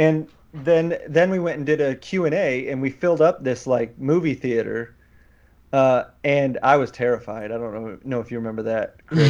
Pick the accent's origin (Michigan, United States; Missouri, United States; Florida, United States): Michigan, United States; we're both from Michigan. I went to Michigan State.